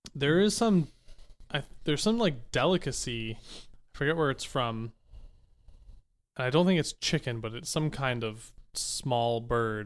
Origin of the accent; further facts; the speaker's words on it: Massachusetts, United States; I grew up in Massachusetts